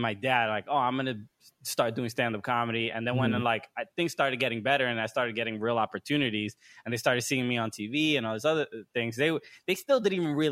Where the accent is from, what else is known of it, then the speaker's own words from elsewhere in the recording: New York, United States; as a person of Dominican descent, both my parents are from DR. I grew up in New York